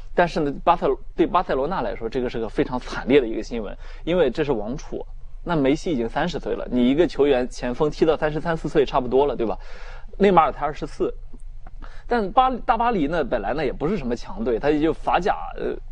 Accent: China; 我们中国人民

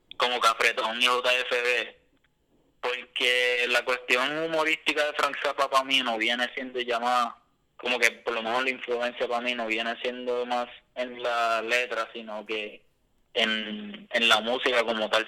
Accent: Puerto Rico; also born or lived in Boston; otro puertorriqueño común y corriente

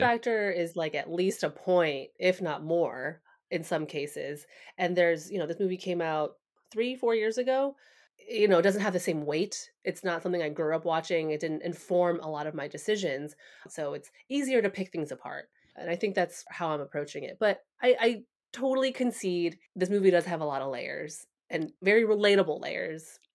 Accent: United States; Asian Americans

